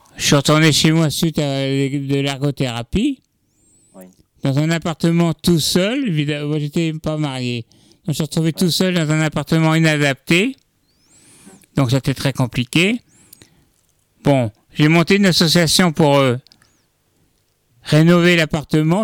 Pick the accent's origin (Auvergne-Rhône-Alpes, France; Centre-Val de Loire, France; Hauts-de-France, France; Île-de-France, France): Île-de-France, France; Fresnes; also born or lived in Orsay / Paris / Luxembourg (family origin); je suis né dans le à Fresnes, à côté de la prison